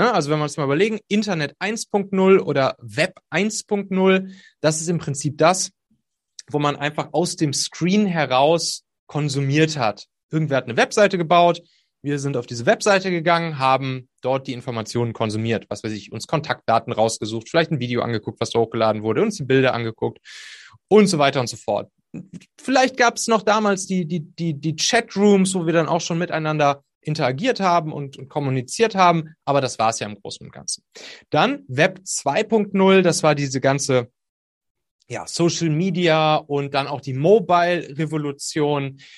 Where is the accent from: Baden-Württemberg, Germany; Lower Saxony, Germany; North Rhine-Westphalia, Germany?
North Rhine-Westphalia, Germany; ich komme da aus der Kölner Gegend, da ist das Phantasialand und da hatte ich mal eine Dauerkarte